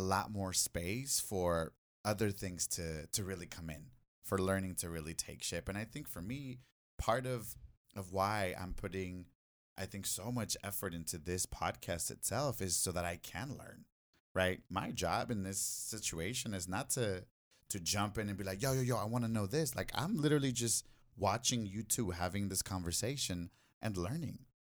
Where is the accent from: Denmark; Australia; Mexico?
Mexico; now in Los Angeles, United States; when I grew up in in Mexico, like it wasn't until I came into the U.S. in 1996